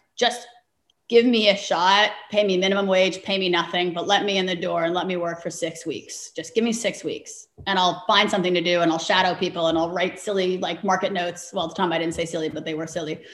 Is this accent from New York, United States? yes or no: yes; New York City, New York, United States; grew up in New York City